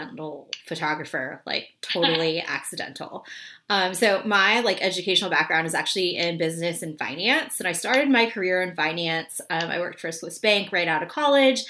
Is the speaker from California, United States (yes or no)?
no; Memphis, Tennessee, United States; moved away as an adult; also born or lived in Washington, D.C.; now in New York, United States; I grew up in Memphis.